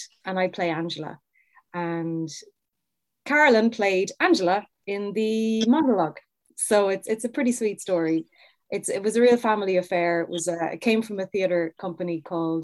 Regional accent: Cork, Munster, Ireland; I would have gone to all the Cork festivals growing up because I'm from Cork.

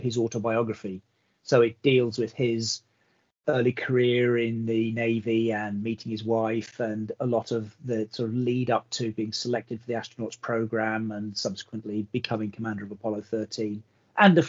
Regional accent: Belfast, Northern Ireland, United Kingdom; also born or lived in California, United States; I was born in America, grew up in America, went to school. My first days in school were in America. And then I was uplifted and transported to Belfast as a, wow, a young boy at the age of sort of 8 or 9

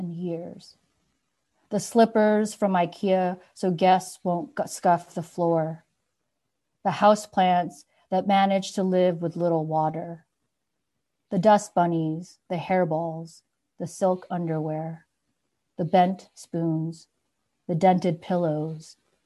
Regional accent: New York, United States; also born or lived in San Francisco; now in Minneapolis, United States; I grew up in New York, but I say I found myself in San Francisco.

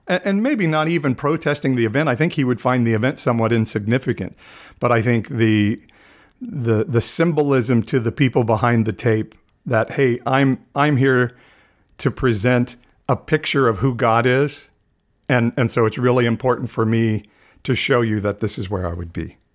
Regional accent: United States; as American evangelicals

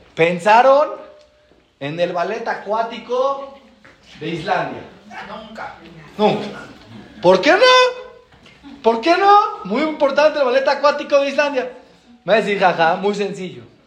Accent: Mexico; venimos de México

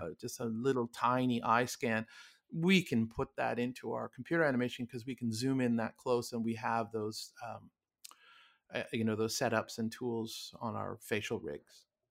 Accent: Toronto, Ontario, Canada; moved away as an adult; also born or lived in Montreal / Ottawa / New Zealand / California; born, born and raised in Toronto and went to university in Montreal.

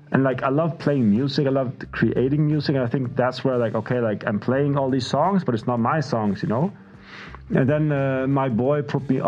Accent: Faroe Islands; I love the smell of vinyls, but like, growing up in the Faroe Islands, we didn't have vinyls.

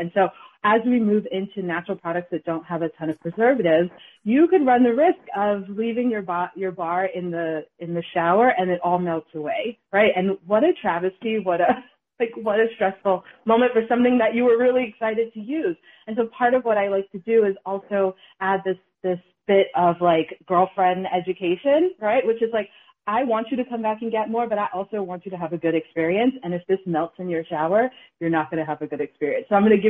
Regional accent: Bronx, New York, United States; I'm from the Bronx and he's from the Boston area.

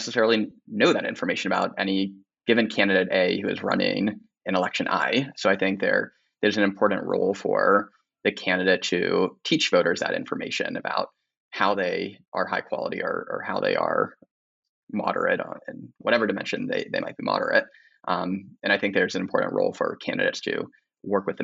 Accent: Pennsylvania, United States; moved away; I grew up in Pennsylvania

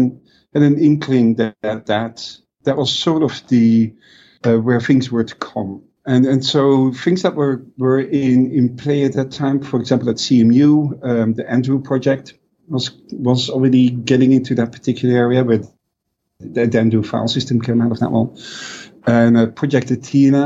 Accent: Netherlands; growing up in Europe, or at least in the Netherlands

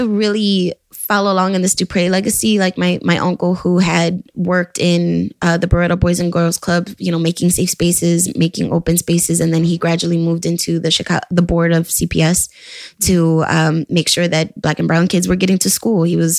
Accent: Chicago, Illinois, United States; also born or lived in Houston; I was born and raised in Humboldt Park. I went to school in Houston

